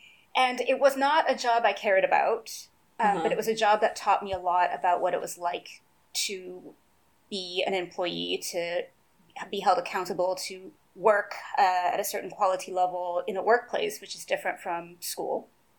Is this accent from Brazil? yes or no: yes; Brazil; English is a second language; We had an entire fridge dedicated just to chocolate when I was growing up in Brazil.